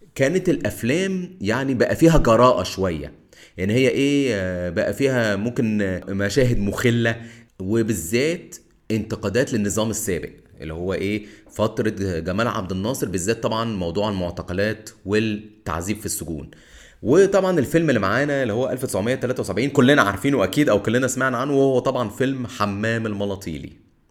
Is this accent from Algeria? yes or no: no; Egypt